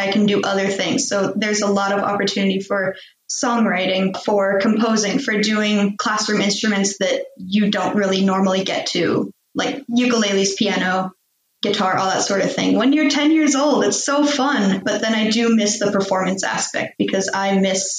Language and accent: English; United States; moved away as an adult; now in Sweden; I grew up in American public schools